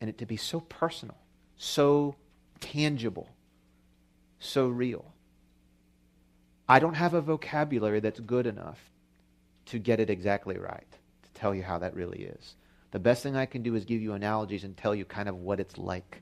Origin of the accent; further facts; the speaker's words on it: Baltimore, Maryland, United States; here from Baltimore